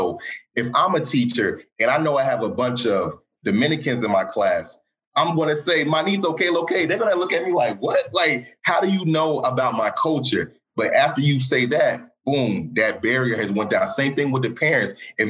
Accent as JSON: {"language": "English", "region": "London", "country": "United Kingdom", "tie": "born there", "said": "because I was born in London, but grew up around the world."}